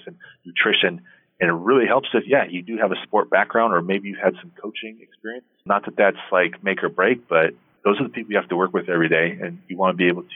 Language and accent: English; Portland, Oregon, United States; I'm from Portland, Oregon